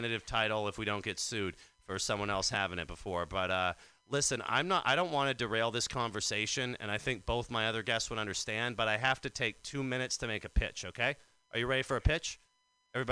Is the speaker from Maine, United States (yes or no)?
yes; Maine, United States; I'm from Maine